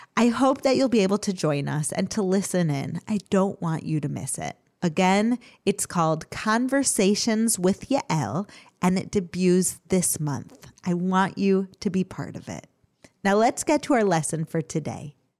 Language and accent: English; Chicago, Illinois, United States; I grew up in Chicago